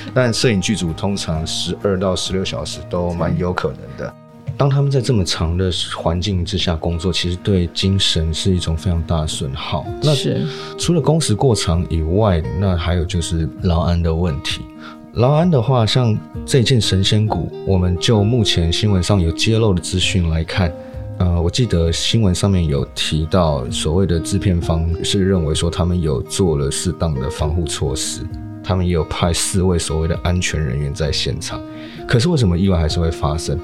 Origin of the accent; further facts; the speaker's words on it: Miaoli County, Taiwan; 这个事情其实发生在我的家乡，就是苗栗啊